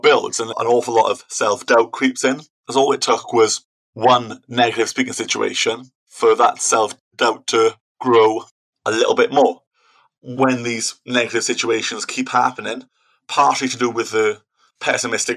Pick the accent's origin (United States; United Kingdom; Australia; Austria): United Kingdom; Wales; I'm from Wales, I had to do speaking Welsh exams as well